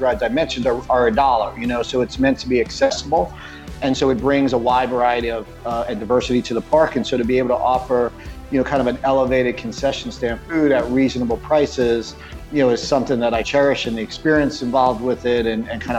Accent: New York, United States; now in Raleigh, United States; I'm a New Yorker

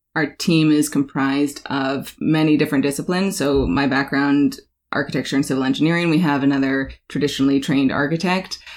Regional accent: Alaska, United States; moved away; also born or lived in New York; I'm born and raised in Alaska

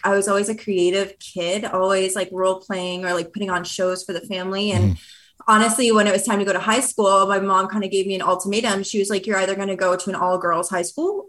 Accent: Brampton, Ontario, Canada; also born or lived in Toronto; now in Vancouver, Canada; I grew up in Brampton, Ontario

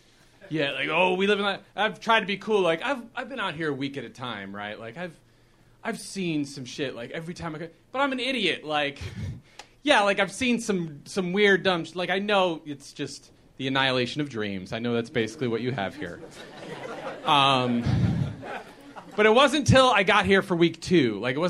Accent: Chicago, Illinois, United States; moved away as an adult; now in Los Angeles, United States; I grew up in Chicago. Spent my whole life in Chicago until 2 weeks ago.

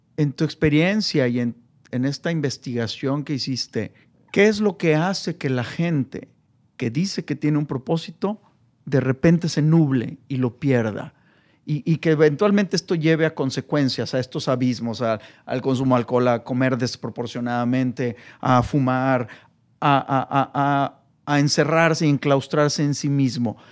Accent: Mexico; mi labor como, como mexicano

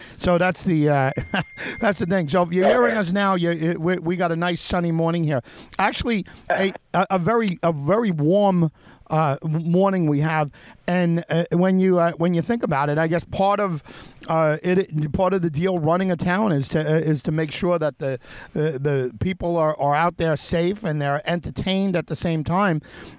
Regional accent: North Babylon, New York, United States; I grew up in Babylon, in North Babylon

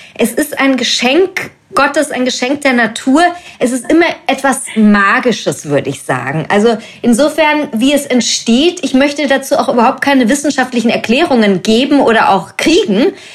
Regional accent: Germany; now in Munich, Germany; ich bin ja deutsch

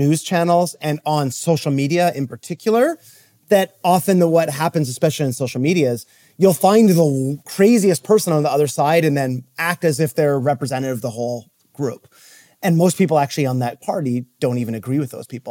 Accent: Canada; now in United States; I'm actually from Canada

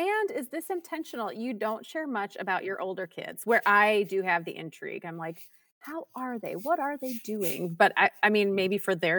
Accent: Minnesota, United States; I'm from Minnesota. It's a great place.

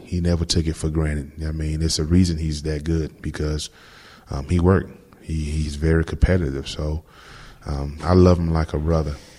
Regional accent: Florida, United States; moved away as an adult; also born or lived in New England; now in Houston, United States; growing up in Florida, you know, all my life I've been in it

